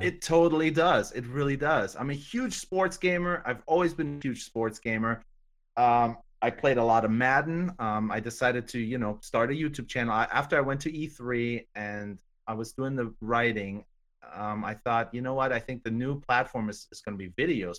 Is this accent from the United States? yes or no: no; Germany; I'm German. I'm from Germany